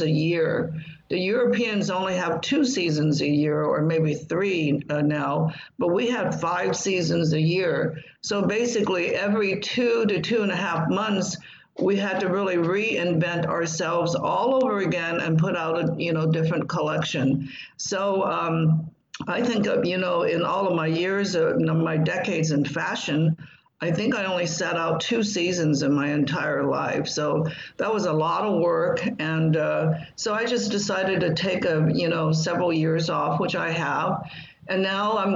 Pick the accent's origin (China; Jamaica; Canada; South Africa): China; Taishan, Guangdong; now in United States; I grew up in Maoist China